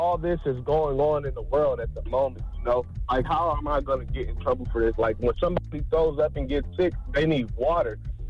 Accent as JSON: {"language": "English", "town": "Las Vegas", "region": "Nevada", "country": "United States", "said": "Man, I'm from Las Vegas, Nevada, man."}